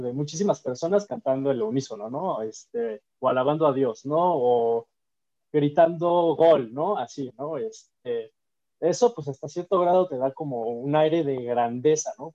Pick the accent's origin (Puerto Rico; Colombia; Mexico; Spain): Mexico; nosotros somos mexicanos